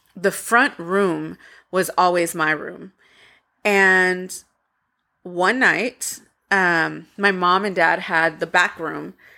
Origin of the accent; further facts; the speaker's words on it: Waco, Texas, United States; growing up in Waco, we had a mobile home